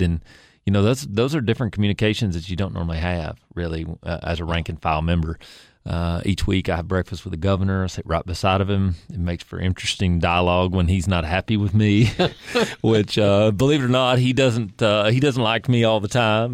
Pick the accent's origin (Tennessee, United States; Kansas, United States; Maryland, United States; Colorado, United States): Tennessee, United States; Kingsport; I was born in Kingsport, uh, raised there, went to public school there